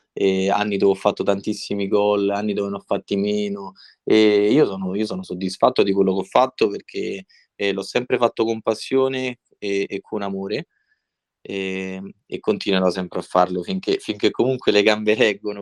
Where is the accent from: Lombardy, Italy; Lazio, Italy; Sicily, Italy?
Lazio, Italy; Civita Castellana; sono di Civita Castellana